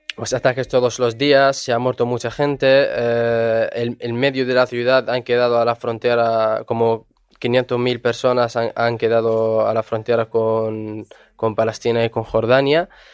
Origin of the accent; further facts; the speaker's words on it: Daraa, Daraa Governorate, Syria; Spanish is a second language; moved away as an adult; now in Spain; estábamos en nuestra ciudad Dara, en el sur de Siria